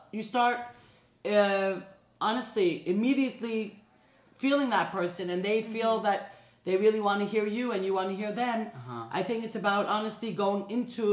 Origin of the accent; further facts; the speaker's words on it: New York, United States; now in Los Angeles, United States; I grew up in New York